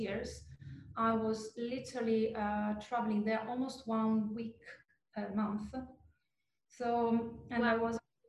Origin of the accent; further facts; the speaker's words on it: Trieste, Friuli-Venezia Giulia, Italy; moved away as an adult; now in French Riviera, France; my story comes from the very northeastern part of Italy. I was defined by the industry, the Italian with the Austrian pinch, because actually the region of Trieste borders with Slovenia and Austria